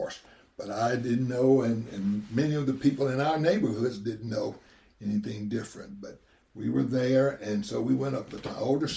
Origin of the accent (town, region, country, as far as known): Athens, Tennessee, United States; born or raised there; also born or lived in Birmingham, Alabama